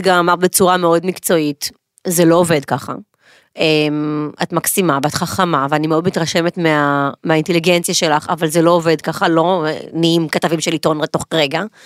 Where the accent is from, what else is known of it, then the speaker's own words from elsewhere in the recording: Ashkelon, Southern District, Israel; גדלתי, התבגרתי, ואחרי הצבא חזרתי לאשקלון